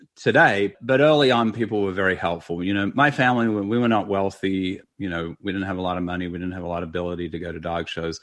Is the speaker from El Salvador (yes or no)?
no; Australia; moved away as an adult; also born or lived in Los Angeles, United States; now in United States; I had gone almost eighteen years between the time I left Australia and the time I saw my family